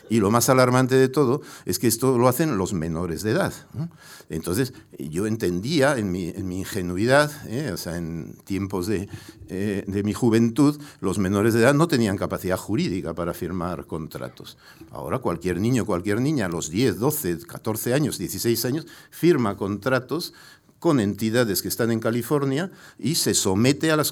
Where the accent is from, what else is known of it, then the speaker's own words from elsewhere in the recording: Pamplona, Navarre, Spain; born there; also born or lived in Mexico; porque mi madre me trajo a nacer específica y voluntariamente a Pamplona.